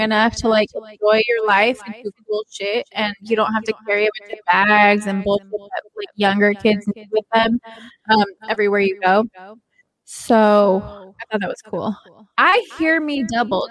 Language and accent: English; Southern California, United States; I am also from Southern California.